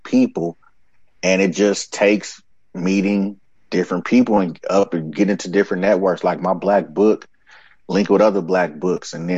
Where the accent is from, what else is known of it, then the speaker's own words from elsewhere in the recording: Oakland, California, United States; moved away; I come from Oakland, where we don't stare at people or look at people